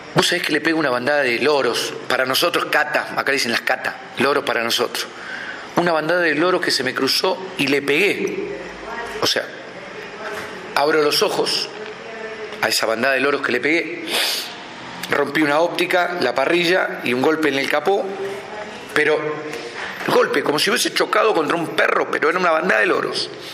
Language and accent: Spanish; Buenos Aires, Argentina; moved away as an adult; now in Mendoza, Argentina; Nosotros somos porteños, la familia somos porteña